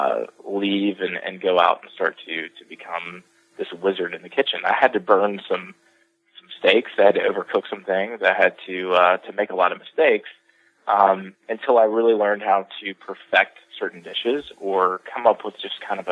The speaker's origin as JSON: {"language": "English", "region": "the South", "country": "United States", "tie": "born or raised there", "said": "being born and raised in the South"}